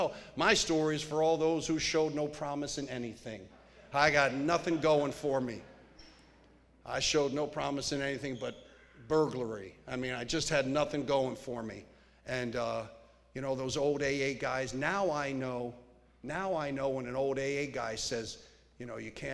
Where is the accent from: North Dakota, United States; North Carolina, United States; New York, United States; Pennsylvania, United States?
Pennsylvania, United States; also born or lived in Studio City, California; now in Santa Barbara, United States; I grew up in Pennsylvania